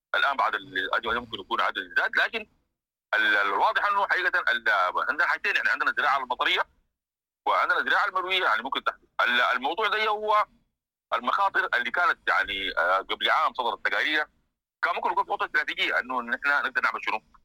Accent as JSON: {"language": "Arabic", "country": "Sudan", "said": "احنا كسودانيين"}